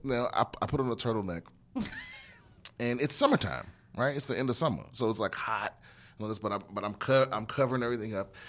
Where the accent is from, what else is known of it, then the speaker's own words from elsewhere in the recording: Maryland, United States; yeah, Maryland.